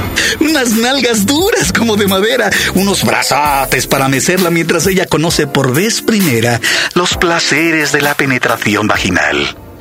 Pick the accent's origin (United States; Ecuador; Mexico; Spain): Mexico